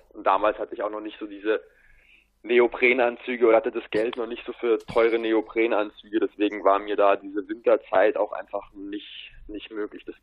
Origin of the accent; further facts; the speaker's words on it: Bavaria, Germany; also ich komme aus der Ecke von München, ein bisschen im Süden, nahe der Berge. Bin 18 Jahre alt